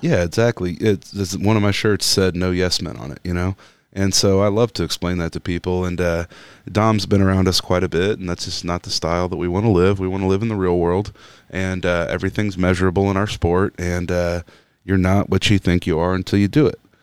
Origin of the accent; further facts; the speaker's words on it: Topeka, Kansas, United States; I'm from Kansas City and I grew up in Topeka.